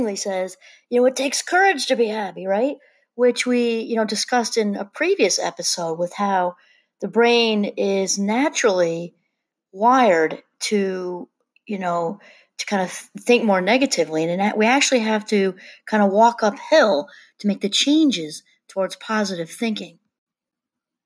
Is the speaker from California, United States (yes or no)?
no; New York area, United States; moved away; I'm originally from the New York area